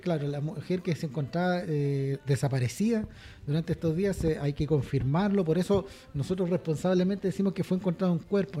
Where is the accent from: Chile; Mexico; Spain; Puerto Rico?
Chile